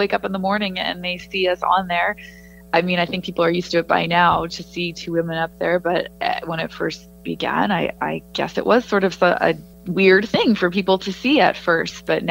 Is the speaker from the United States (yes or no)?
no; Edmonton, Alberta, Canada; moved away; covering the teams that I grew up watching. It was really cool for me to go to Oilers practice and be covering games and talking to the players, just to be covering an NHL team, never mind my hometown team, was awesome